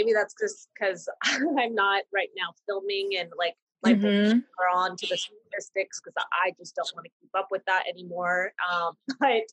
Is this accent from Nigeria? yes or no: no; East Coast, United States; now in Los Angeles, United States; we're from the East Coast